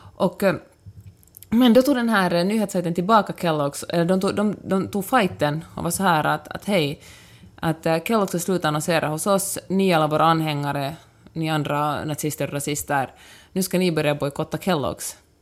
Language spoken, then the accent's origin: Swedish; Helsinki, Uusimaa, Finland; jag kommer från Helsingfors